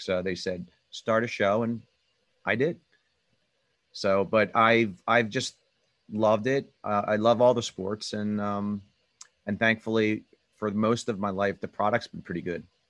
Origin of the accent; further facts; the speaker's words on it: Southampton, Pennsylvania, United States; I'm uh, from the Philadelphia area, uh, Bucks County, suburb of Philadelphia. called Southampton.